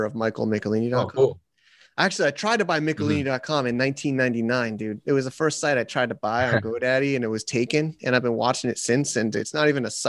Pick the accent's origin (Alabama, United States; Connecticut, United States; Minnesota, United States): Connecticut, United States; I grew up in Connecticut